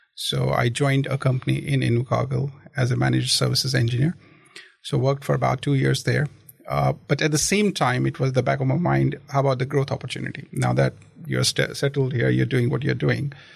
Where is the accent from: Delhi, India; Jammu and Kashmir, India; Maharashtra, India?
Jammu and Kashmir, India; moved away as an adult; also born or lived in other parts of India / Christchurch, New Zealand; now in Dunedin, New Zealand; I actually come from the extreme northern state of India. Uh, that's Kashmir. So I was born there. I was uh, I completed my studies there